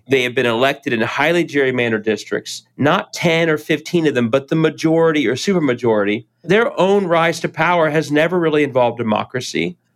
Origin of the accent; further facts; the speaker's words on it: Cincinnati, Ohio, United States; I'm born and raised in Cincinnati and um, been involved in elected office here